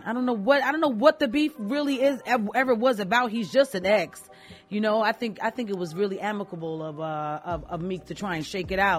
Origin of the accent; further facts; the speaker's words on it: New York City, New York, United States; I'm from Queens too